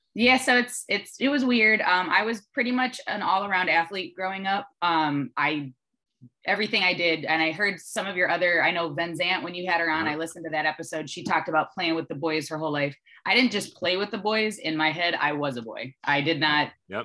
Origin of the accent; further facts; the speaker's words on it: Dearborn Heights, Michigan, United States; moved away as an adult; now in Texas, United States; I was the kid from the Heights